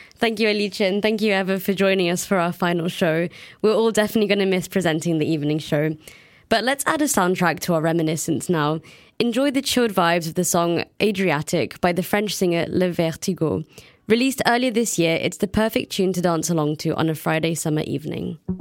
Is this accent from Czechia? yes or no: no; United Kingdom; also born or lived in Brussels; now in Nantes, France; my home country has left the EU